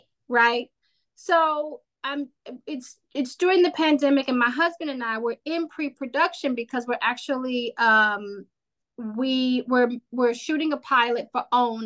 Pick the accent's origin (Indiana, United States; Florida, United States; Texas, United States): Indiana, United States; I grew up in Indiana